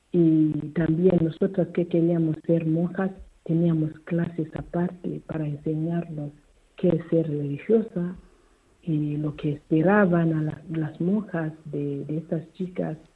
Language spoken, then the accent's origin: Spanish; Kamativi, Matabeleland North, Zimbabwe; llegaron las españolas, religiosas misioneras hijas de Calvario que venía de Burgos a mi pueblo, en Camativi.